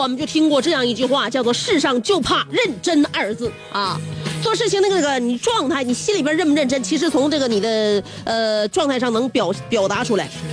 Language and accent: Chinese; Northeast China, China; 我们东北人